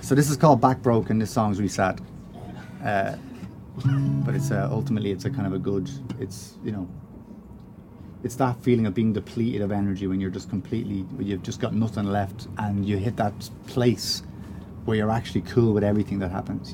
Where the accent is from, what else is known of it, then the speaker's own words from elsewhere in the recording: Ireland; we're Irish